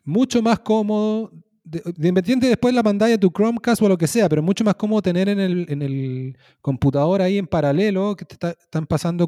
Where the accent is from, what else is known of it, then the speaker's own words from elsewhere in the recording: Chile; moved away as an adult; me hago autobullying como parte de Chile